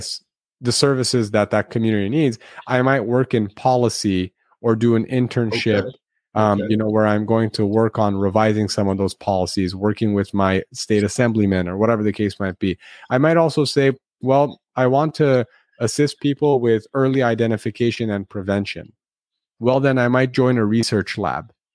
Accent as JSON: {"language": "English", "town": "Los Angeles", "region": "California", "country": "United States", "tie": "born or raised there", "said": "the Armenian American community in Los Angeles, where I grew up"}